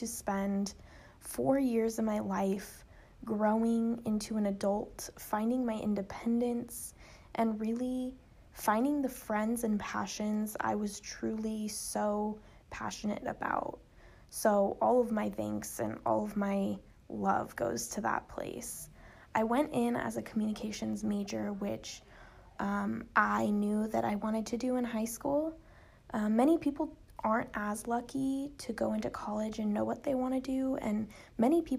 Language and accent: English; Arcadia, California, United States; I grew up in Los Angeles, California, in a town called Arcadia, California.